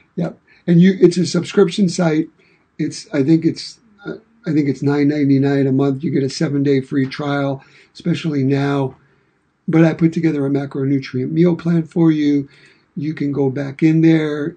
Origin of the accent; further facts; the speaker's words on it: New York City, New York, United States; now in Michigan, United States; I was born and raised in Brooklyn, New York and I've been here in Michigan in the Midwest since 1985.